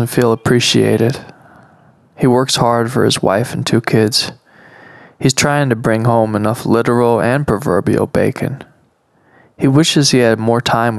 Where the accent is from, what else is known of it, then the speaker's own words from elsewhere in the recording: Monterey, California, United States; now in Oregon, United States; I'm from Monterey